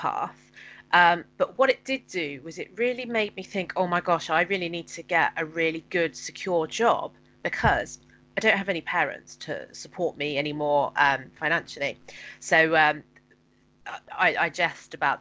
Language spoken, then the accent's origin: English; Penzance, South West England, United Kingdom; now in Hertfordshire, United Kingdom; I'm from Penzance in Cornwall, and I live in Hertfordshire now